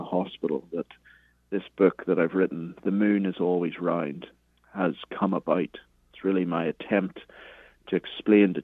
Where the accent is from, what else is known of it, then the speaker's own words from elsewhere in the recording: Belfast, Northern Ireland, United Kingdom; moved away as an adult; also born or lived in Cambridge, England; now in United States; I'm from Belfast, Northern Ireland, originally, as you can hear from the accent.